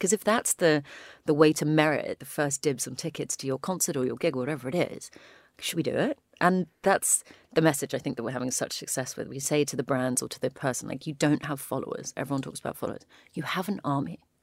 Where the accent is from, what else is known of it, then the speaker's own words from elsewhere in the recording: United Kingdom; we're British